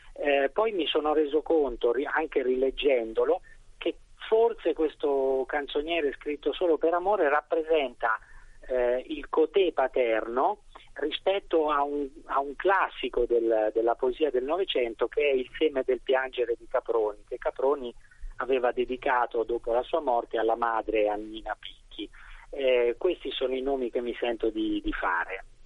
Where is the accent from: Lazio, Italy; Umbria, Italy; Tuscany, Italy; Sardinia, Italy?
Tuscany, Italy; Sansepolcro; io vengo da San Sepolcro